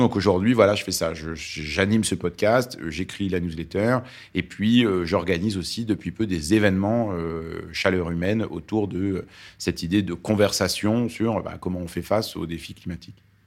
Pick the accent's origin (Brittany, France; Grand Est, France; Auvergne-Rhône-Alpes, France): Auvergne-Rhône-Alpes, France; Lyon; first language Arabic; French is a second language; also born or lived in Beirut, Lebanon; je suis, euh, né au Liban, à Beyrouth, et c'est un pays où la gastronomie compte beaucoup. Et j'ai grandi à Lyon